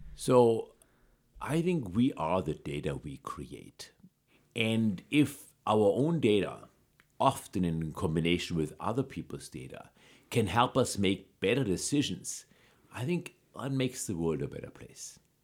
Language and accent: English; Germany; moved away; I grew up in Germany